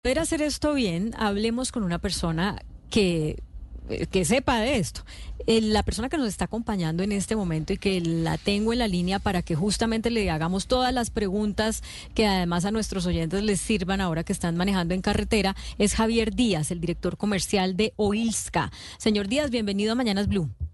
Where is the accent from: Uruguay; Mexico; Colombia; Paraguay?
Colombia; los colombianos